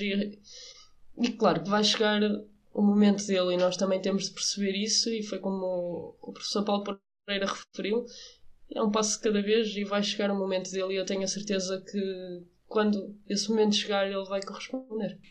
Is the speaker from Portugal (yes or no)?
yes; Portugal; eu como portuguesa e como treinadora